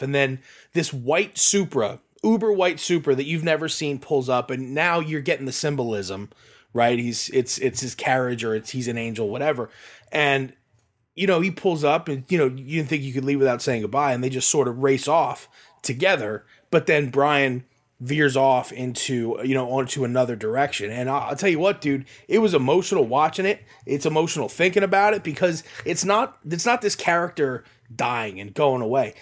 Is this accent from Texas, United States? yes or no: no; Sinking Spring, Pennsylvania, United States; the drive-in that I grew up with in Sinking Spring